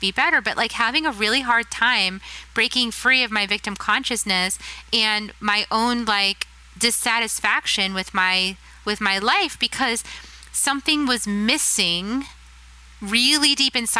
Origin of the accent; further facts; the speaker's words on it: Texas, United States; my home state, Texas